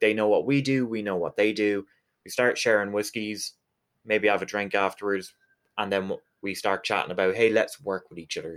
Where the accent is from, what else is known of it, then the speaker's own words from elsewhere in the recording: Galway, Connacht, Ireland; I'm from Galway, which in Irish is Galiev